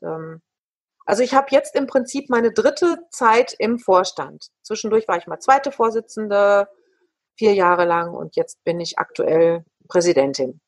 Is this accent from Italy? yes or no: no; Ruhr area, North Rhine-Westphalia, Germany; Ich bin ja ein Kind des Ruhrgebietes. Vielleicht sind wir Potties auch einfach anders